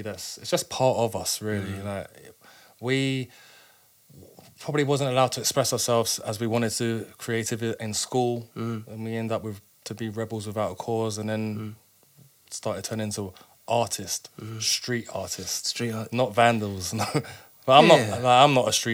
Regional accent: London, United Kingdom; I grew up in Clapham Junction

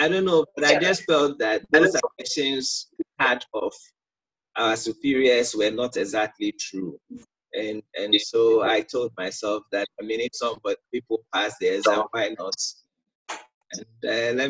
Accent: Eastern Region, Ghana; also born or lived in Accra, Ghana; I'm from the Eastern region as well

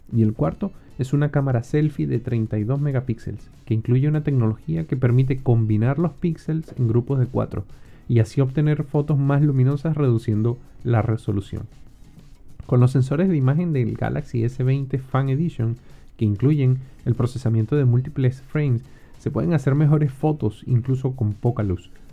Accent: Venezuela; moved away

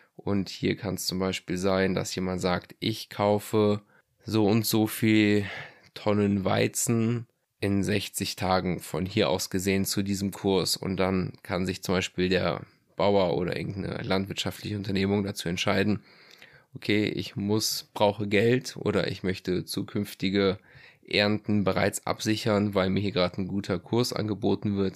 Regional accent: Germany; hier bei uns in Deutschland

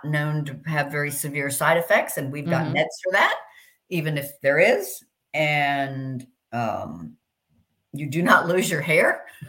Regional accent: Miami, Florida, United States; also born or lived in London; And I grew up in Miami, in London, but I grew up a lot in Miami.

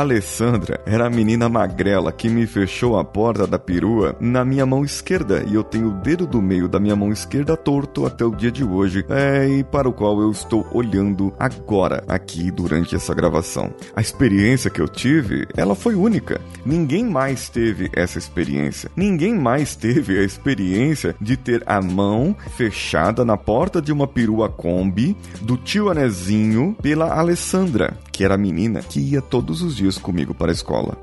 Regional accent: São Paulo, Brazil; Uma pessoa que nasceu na zona leste de São Paulo, como eu, e viveu no tempo da sua infância

